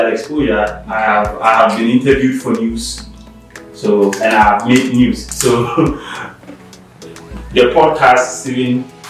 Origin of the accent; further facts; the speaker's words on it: Accra, Greater Accra, Ghana; moved away as an adult; also born or lived in Cape Coast, Ghana; now in Ohio, United States; So in Ghana, I was born, raised, and have lived my entire life in the capital city of Ghana, Accra, specifically in Dansoman.